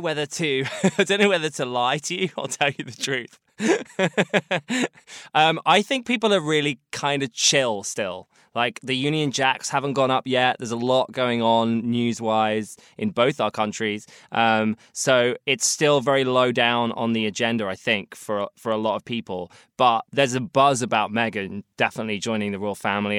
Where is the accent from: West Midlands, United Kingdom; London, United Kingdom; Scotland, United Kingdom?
London, United Kingdom; as a sort of Londoner, as a British person